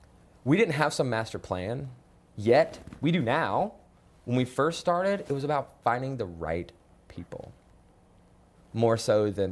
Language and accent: English; Salisbury, North Carolina, United States; I grew up not in Charlotte, but outside of Charlotte in a, right. in a small town north of here, Salisbury.